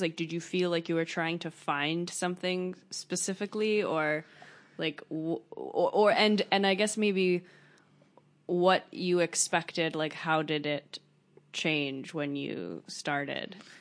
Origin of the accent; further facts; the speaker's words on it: United States; also born or lived in Paris, France; I grew up in America